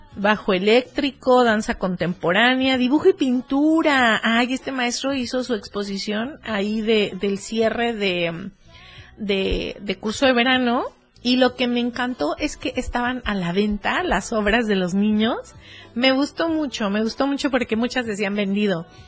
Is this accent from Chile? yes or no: no; around Cuernavaca, Morelos, Mexico; moved away; en Cuernavaca, que por ahí es mi pueblo